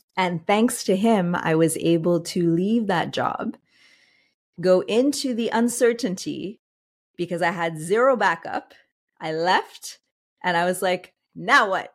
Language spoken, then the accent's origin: English; Montreal, Quebec, Canada; I'm originally from Montreal